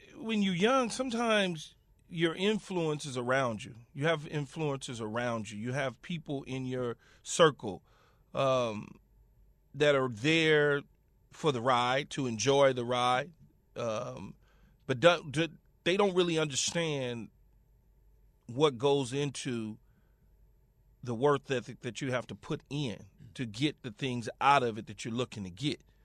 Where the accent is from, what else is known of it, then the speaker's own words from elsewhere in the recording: Los Angeles, California, United States; I'm from Los Angeles, right? And I'm from, well, at the time it was called South Central Los Angeles